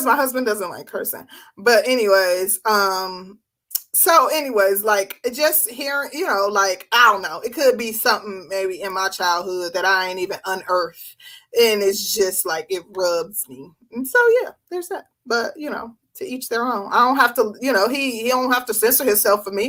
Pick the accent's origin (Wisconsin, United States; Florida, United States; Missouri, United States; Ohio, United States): Wisconsin, United States; Milwaukee; now in Georgia, United States; I'm from Milwaukee